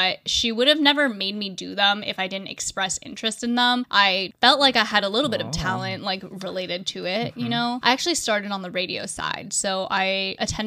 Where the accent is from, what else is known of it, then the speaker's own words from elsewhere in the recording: Cupertino, California, United States; also born or lived in Japan; I grew up in the Bay Area. This is in California, and I grew up in a city called Cupertino